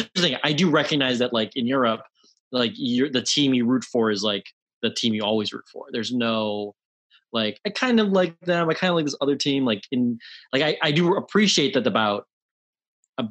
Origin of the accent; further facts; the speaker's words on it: Cleveland, Ohio, United States; now in New York, United States; I'm from Cleveland